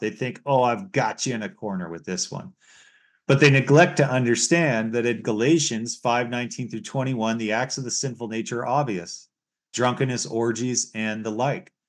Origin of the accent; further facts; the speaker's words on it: United States; now in Canada; where I was born in the United States